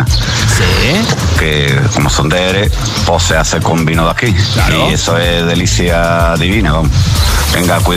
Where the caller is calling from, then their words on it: Jerez de la Frontera, Andalusia, Spain; desde Jerez de la Frontera.